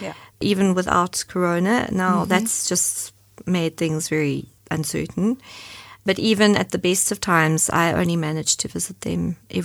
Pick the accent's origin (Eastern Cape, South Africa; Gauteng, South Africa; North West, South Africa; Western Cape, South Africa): Western Cape, South Africa; Cape Town; now in Germany; Sure. Yeah, so I was born in Cape Town in South Africa, grew up there.